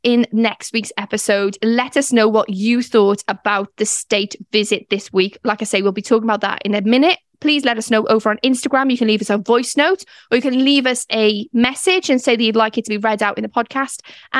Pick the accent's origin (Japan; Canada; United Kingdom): United Kingdom; Welsh, Wales; being Welsh as well